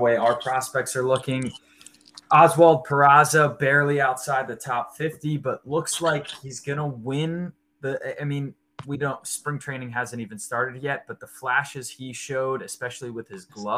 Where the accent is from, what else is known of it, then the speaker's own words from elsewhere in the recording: New Jersey, United States; We're both from Jersey